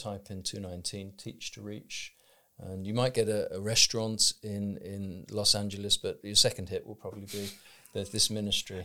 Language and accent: English; United Kingdom; I'm a British person reading in English with a certain educational background